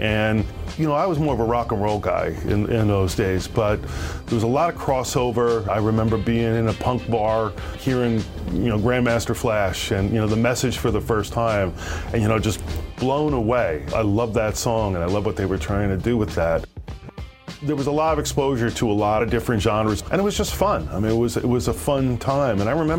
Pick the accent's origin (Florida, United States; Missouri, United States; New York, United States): New York, United States; Long Island; I grew up on Long Island. You know, I was a kid of the 70s and early 80s